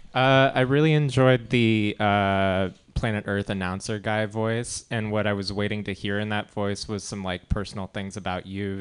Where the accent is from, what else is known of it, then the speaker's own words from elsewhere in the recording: Seattle, Washington, United States; moved away as an adult; now in San Francisco, United States; I'm from Seattle